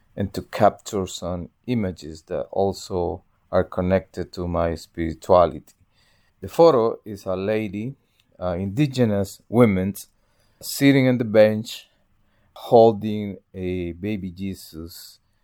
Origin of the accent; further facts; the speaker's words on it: El Salvador; moved away; I'm from El Salvador